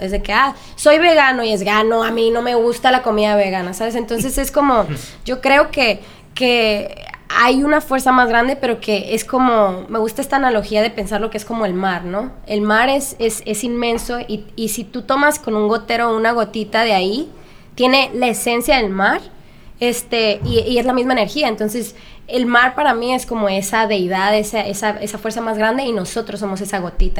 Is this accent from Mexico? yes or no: yes; Culiacán, Sinaloa, Mexico; moved away as an adult; now in Los Angeles, United States; yo soy de Culiacán, Sinaloa, y me mudé a Los Ángeles este, hace siete años para estudiar música